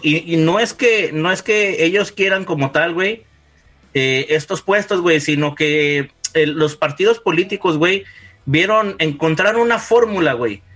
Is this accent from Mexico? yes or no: yes; Mexico; se los digo como mexicano